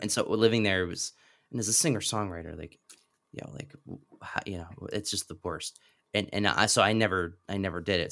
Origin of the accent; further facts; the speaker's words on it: Lancaster, Pennsylvania, United States; moved away; I'm from Lancaster.